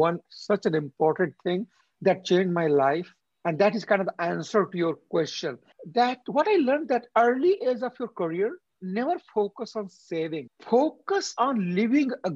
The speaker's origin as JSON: {"language": "English", "country": "India", "also_born_or_lived": "Delhi / San Francisco", "moved": "as an adult", "lives_now": "Canada", "said": "being an Indian"}